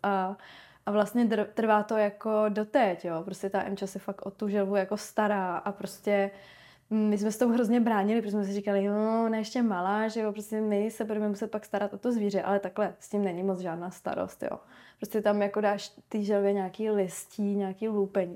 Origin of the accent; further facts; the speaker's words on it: Ostrava, Moravian-Silesian Region, Czechia; now in Prague, Czech Republic; já jsem hlavně, že z Moravy